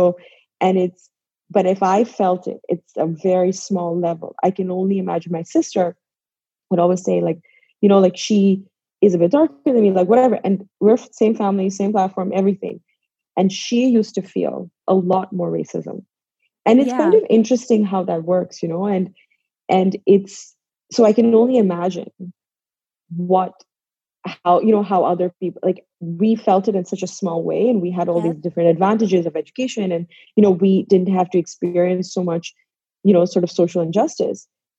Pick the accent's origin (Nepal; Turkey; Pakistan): Pakistan; now in New York, United States; I am from Pakistan. I am a Muslim. I am a woman. I live in New York.